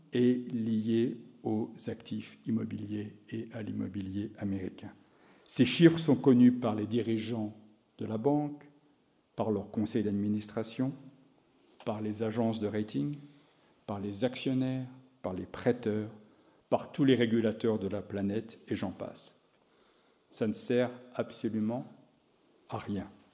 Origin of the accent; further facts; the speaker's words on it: France; moved away as an adult; also born or lived in Chicago, United States; J'ai quitté la France en 1985 pour l'université de Chicago